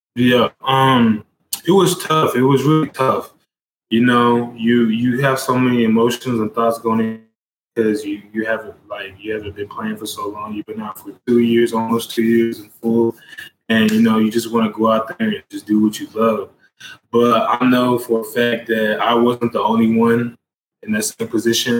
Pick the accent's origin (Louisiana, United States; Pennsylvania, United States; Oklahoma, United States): Oklahoma, United States; Lawton; I am from Lawton, Oklahoma.